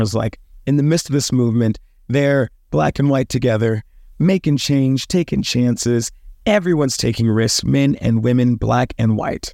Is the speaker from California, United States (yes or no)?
no; Dallas, Texas, United States; I grew up in the South